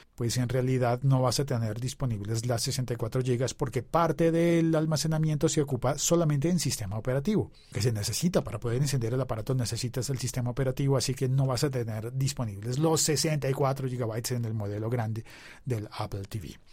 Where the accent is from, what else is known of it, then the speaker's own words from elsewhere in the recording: Colombia; also born or lived in Bogotá; mi país, de Colombia